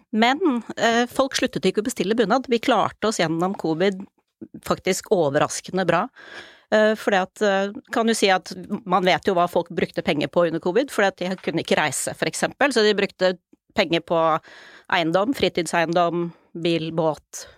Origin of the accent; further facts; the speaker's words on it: Oslo, Norway; jeg er født og oppvokst i Oslo